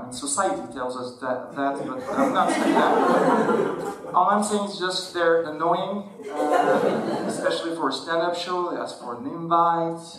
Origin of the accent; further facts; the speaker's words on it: Algeria; I'm an atheist even though I was born in Algeria, I'm not a Muslim, I'm not anything.